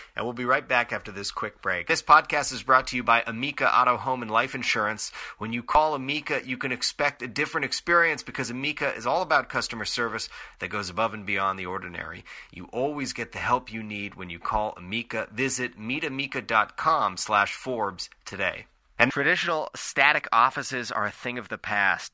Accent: Nova Scotia, Canada; I'm from Nova Scotia

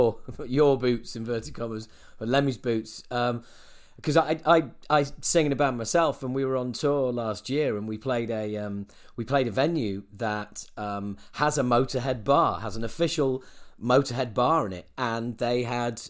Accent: England, United Kingdom; I'm English

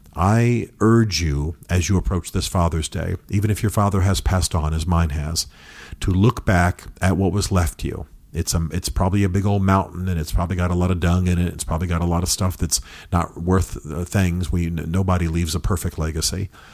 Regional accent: United States; as Americans

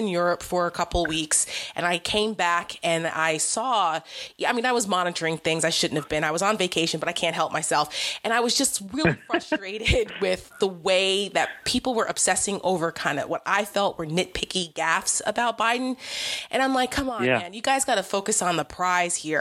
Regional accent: New Jersey, United States; I'm a Jersey girl

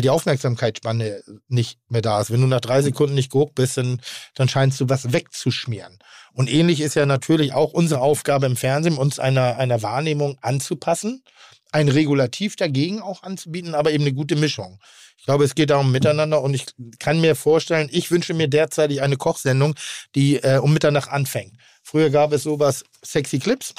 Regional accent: Pinneberg, Schleswig-Holstein, Germany; Ich komme aus Pinneberg.

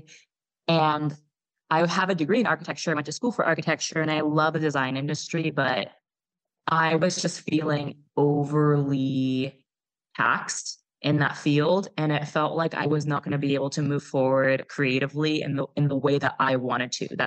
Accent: Oakland, California, United States; moved away as an adult; also born or lived in Austin, Texas; now in Calabria, Italy; I'm from Oakland originally

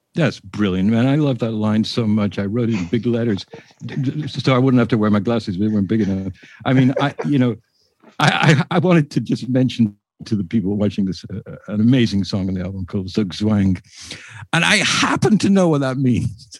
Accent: England, United Kingdom; I'm English

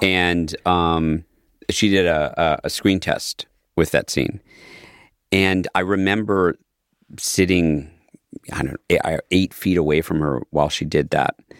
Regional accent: Midwest, United States; growing up in the West, in the Midwest

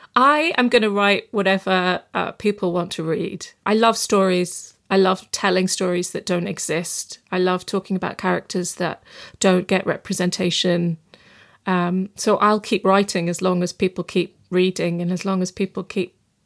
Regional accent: Bradford, Yorkshire and the Humber, United Kingdom; I mean, I grew up in Bradford in West Yorkshire and, you know, a British Pakistani community, and they absolutely care about that city.

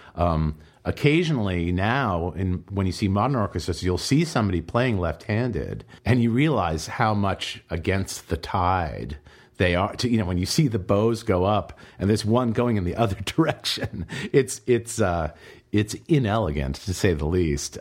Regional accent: Boston, Massachusetts, United States; now in New York City, United States; I was born in Boston, I was raised in Boston, uh, or outside in the suburbs of Boston

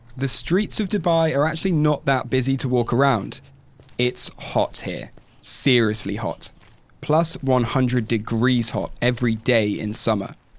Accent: United Kingdom; As a Brit

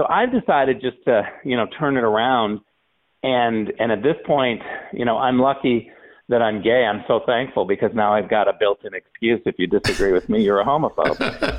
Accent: California, United States; also born or lived in Berlin; I'm a Californian

